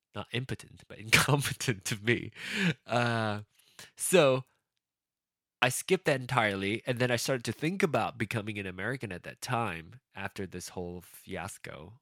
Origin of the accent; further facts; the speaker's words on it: Malaysia; now in United States; I left Malaysia for a more progressive country